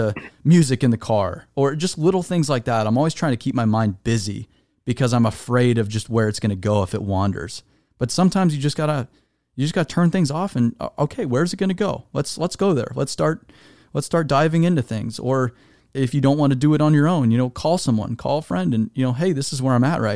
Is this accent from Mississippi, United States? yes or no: no; Arizona, United States; I'm from Arizona